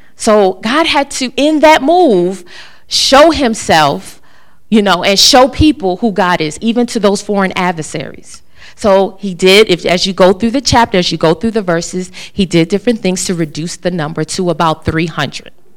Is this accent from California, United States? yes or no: no; Maryland, United States; moved away as an adult; now in North Carolina, United States; I'm originally from Maryland, coming to North Carolina